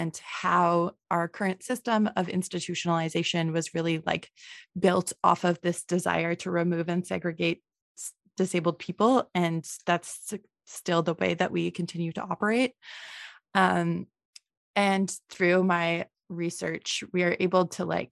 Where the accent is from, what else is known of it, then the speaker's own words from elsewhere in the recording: Manitoba, Canada; now in Ontario, Canada; I'm from Manitoba